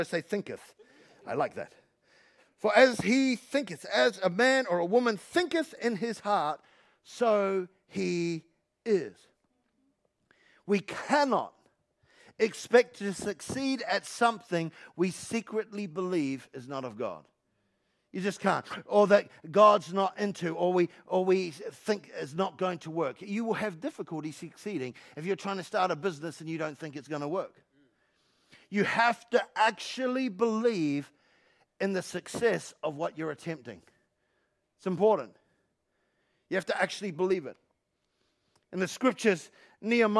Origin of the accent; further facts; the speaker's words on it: London, United Kingdom; I'm from London.